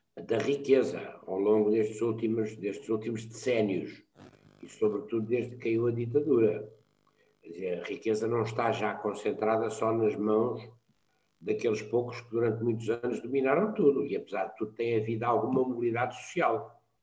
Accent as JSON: {"language": "Portuguese", "country": "Portugal", "said": "como somos nós portugueses"}